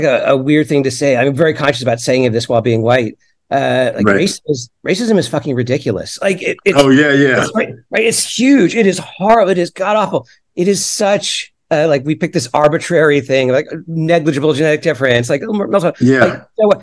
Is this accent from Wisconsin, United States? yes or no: no; Florida, United States; I grew up in Florida.